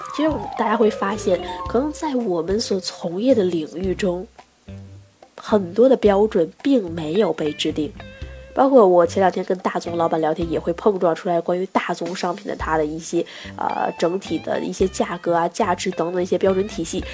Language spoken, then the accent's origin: Chinese; China; 我们中国人